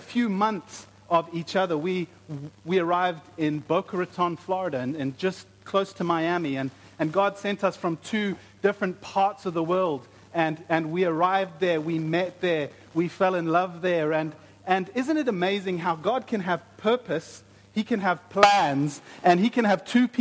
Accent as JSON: {"language": "English", "country": "South Africa", "moved": "yes", "said": "I'm from South Africa, my wife is from Brazil"}